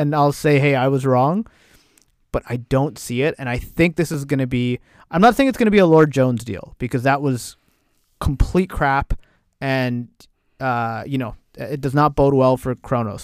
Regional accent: Canada; we're Canadian

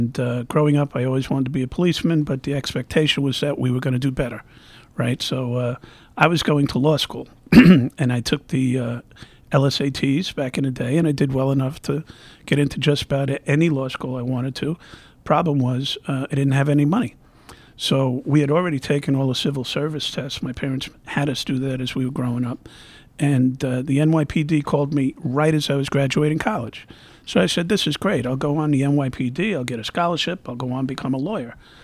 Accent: New York City, New York, United States; now in Chicago, United States; I was born and raised in New York City

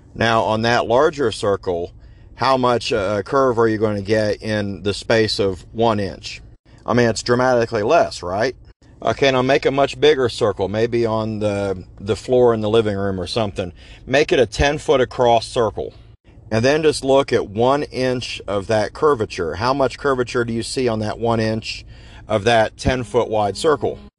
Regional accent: Ohio, United States; I grew up in the Appalachian foothills of southeastern Ohio.

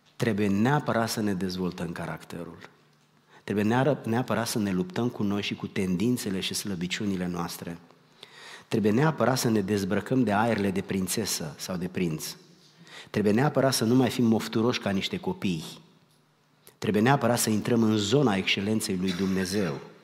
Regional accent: Romania; moved away; noi am plecat din România

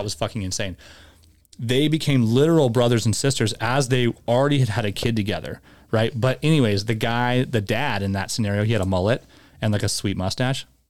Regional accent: Tucson, Arizona, United States; also born or lived in Chandler, Arizona; when I moved from Tucson to Chandler

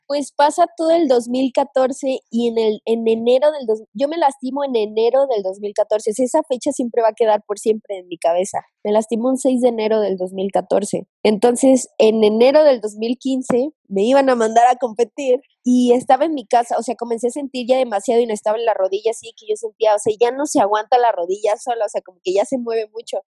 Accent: Veracruz, Mexico; en Veracruz, de donde soy

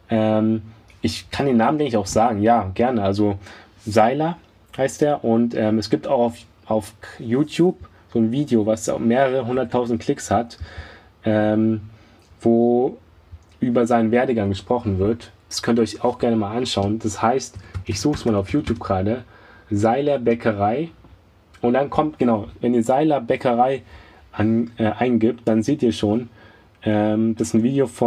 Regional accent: Germany; moved away as an adult; now in Japan; als Deutscher

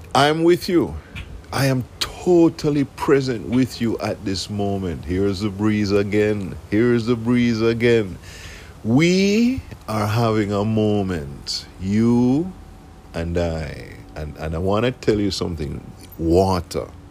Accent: Jamaica; now in South Florida, United States; I am from Jamaica

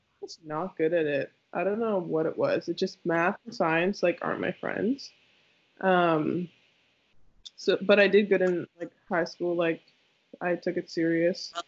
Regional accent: Toronto, Ontario, Canada; moved away as an adult; also born or lived in Nova Scotia; I grew up in Toronto

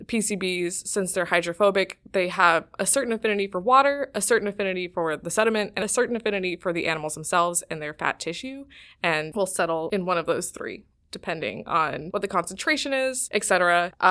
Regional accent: Cleveland, Ohio, United States; I'm from Cleveland, Ohio.

